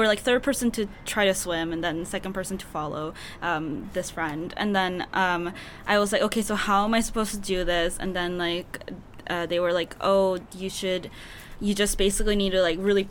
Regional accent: South Korea; moved away; I grew up in Korea

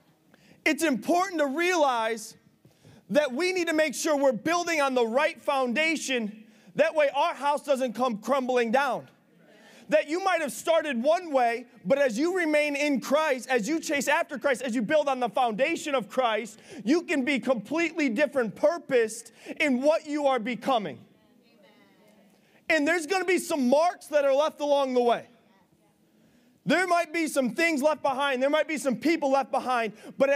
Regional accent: Big Flats, New York, United States; the house I grew up in Big Flats

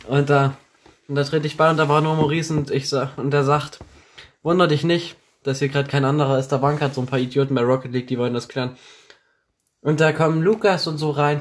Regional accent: Thuringia, Germany; accent: Thuringian; bei uns auf dem Land stinkt es überall nach Scheiße und wir können kein Deutsch, wir können kein Hochdeutsch sprechen. Man hört uns un-, unseren Thüringer Akzent

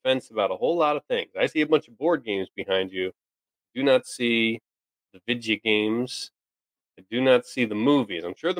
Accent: New Jersey, United States; moved away; I grew up in Jersey

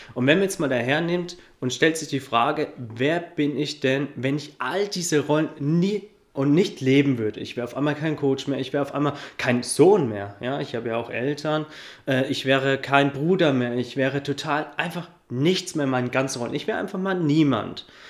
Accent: Coburg, Bavaria, Germany; ich komme aus Coburg

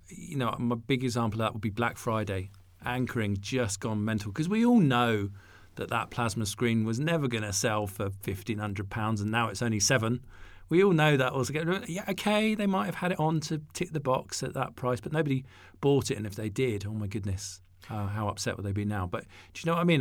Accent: Isle of Wight, South East England, United Kingdom; I'm from the Isle of Wight.

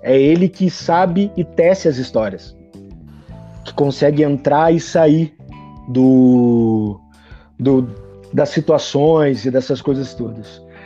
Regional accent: Porto Alegre, Rio Grande do Sul, Brazil; Eu nasci em Porto Alegre, Rio Grande do Sul. É, eu estudava no Colégio Santa Inês

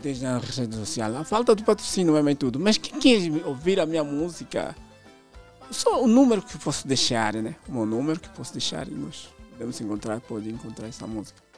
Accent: Huíla, Angola; eu sou da Willa

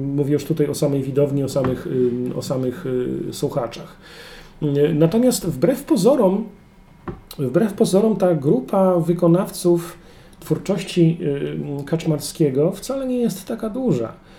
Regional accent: Kłodzko Valley, Lower Silesian Voivodeship, Poland; moved away as an adult; now in Wrocław, Poland; urodziłem i wychowałem w Kotlinie Kłodzkiej

